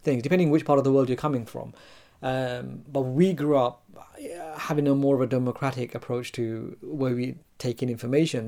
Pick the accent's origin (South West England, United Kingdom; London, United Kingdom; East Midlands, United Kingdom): London, United Kingdom; I was born in London. I was brought up in the UK.